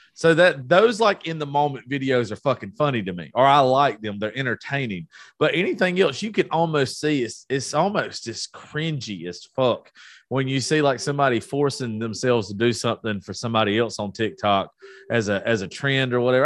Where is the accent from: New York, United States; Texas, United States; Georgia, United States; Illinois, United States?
Georgia, United States; I'm from Georgia.